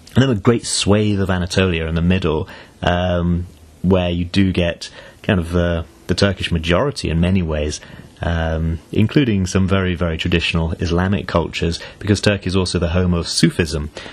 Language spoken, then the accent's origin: English; United Kingdom; I'm British through and through